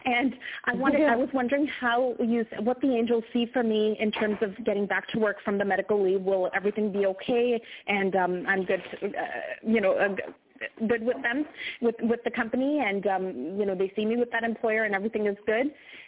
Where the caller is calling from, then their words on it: Canada; I'm calling from Canada.